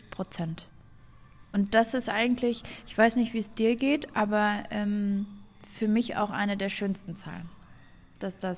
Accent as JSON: {"language": "German", "town": "Bochum", "region": "North Rhine-Westphalia", "country": "Germany", "said": "Ich komme aus dem Ruhrgebiet, so Bochum oder sowas"}